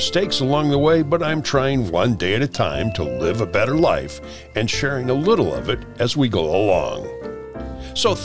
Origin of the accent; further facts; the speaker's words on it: Chillicothe, Illinois, United States; now in Florida, United States; my hometown of Chillicothe, Illinois